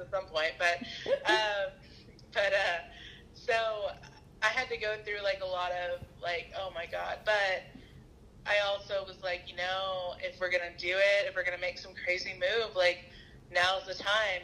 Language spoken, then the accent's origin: English; the South, United States; moved away; I'm from the South